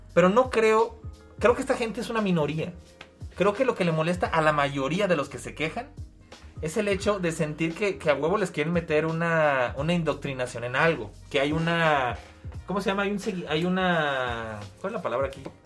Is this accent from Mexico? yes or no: yes; Mexico; Yo como mexicano